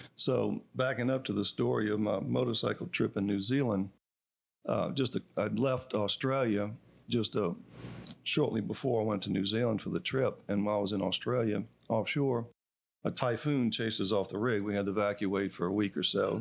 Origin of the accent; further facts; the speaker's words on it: Madisonville, Louisiana, United States; my hometown